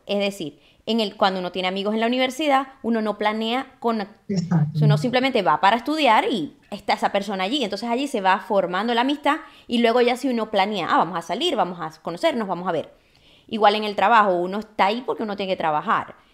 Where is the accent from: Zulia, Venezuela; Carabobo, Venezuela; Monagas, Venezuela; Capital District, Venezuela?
Zulia, Venezuela; Maracaibo; es maracucha como yo